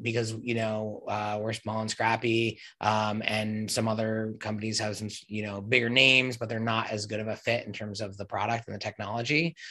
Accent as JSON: {"language": "English", "region": "New Jersey", "country": "United States", "tie": "born or raised there", "also_born_or_lived": "Upstate New York / New York City", "moved": "as an adult", "lives_now": "New York, United States", "said": "I grew up in Jersey, about 10 minutes out of New York"}